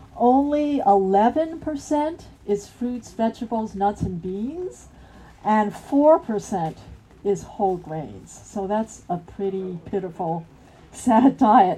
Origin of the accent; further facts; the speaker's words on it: United States; from the United States